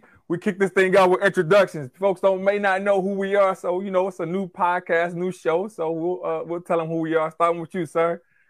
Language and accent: English; Covington, Louisiana, United States; now in Long Island, United States; I'm from Covington, Louisiana. Nothing grandiose about Covington. About 24 miles outside of New Orleans, right? So, like, safe suburban life.